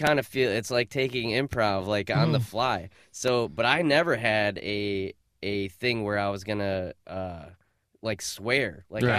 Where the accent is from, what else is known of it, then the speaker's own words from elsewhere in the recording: Binghamton, New York, United States; now in Los Angeles, United States; Upstate New York, Binghamton, New York